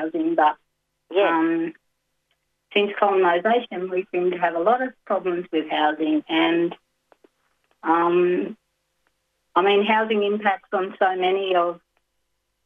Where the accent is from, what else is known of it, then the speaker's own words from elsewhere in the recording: Glen Innes, New South Wales, Australia; also born or lived in Dhungutti country; Then we moved to Glen Innes, and my dad built the second house that he built, and that was before the 67 referendum. So I grew up in a town where we, as an Aboriginal family, lived and owned our own house.